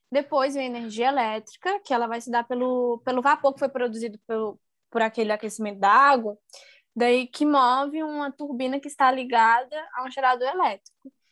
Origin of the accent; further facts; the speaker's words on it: Brasília, Federal District, Brazil; now in Angra dos Reis, Brazil; Eu vim de Brasília para trabalhar aqui em Angra.